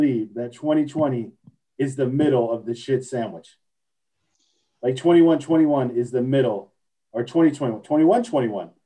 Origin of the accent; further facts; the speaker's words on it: Florida, United States; moved away; Although my parents live in Tennessee, I grew up in Florida.